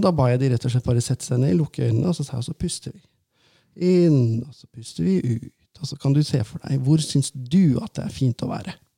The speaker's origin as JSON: {"language": "Norwegian", "area": "Valdres", "region": "Innlandet", "country": "Norway", "moved": "yes", "said": "vi snakker ganske bredt der oppe, for jeg er jo fra Valdres"}